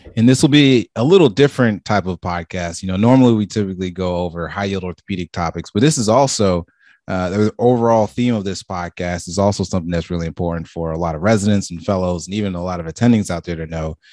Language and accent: English; Marietta, Georgia, United States; I grew up in Atlanta myself